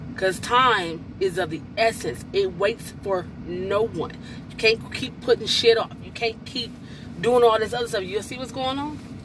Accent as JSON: {"language": "English", "country": "United States", "said": "I'm American."}